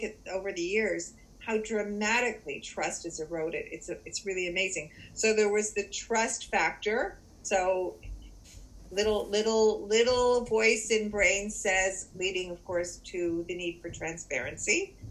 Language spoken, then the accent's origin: English; Canada; also born or lived in Toronto; I do live in Toronto. I am Canadian.